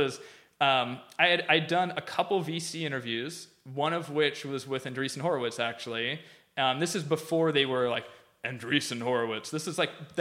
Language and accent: English; Minnesota, United States; moved away; my dad, who's a pretty conservative Midwestern dude. I'm from Minnesota